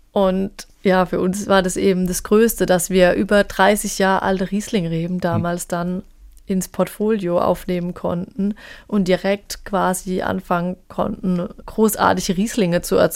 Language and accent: German; Arzheim, Rhineland-Palatinate, Germany; ich wollte einen Bezug zu meinem Heimatort